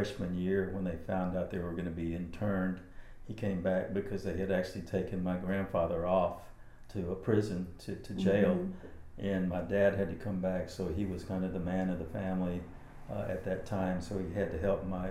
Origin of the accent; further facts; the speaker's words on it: Harlingen, Texas, United States; now in Austin, United States; I was born in Harlingen, Texas in 1952